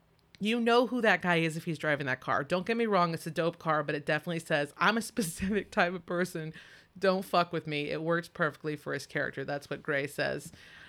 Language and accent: English; Compton, California, United States; So since I'm from Compton, he took the negative things about Compton and used them to scare the white WWF public.